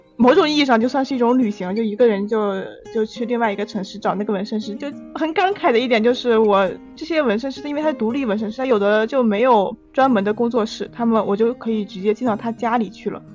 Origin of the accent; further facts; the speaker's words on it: northern China, China; 我是个北方人嘛，我沉迷于麻辣烫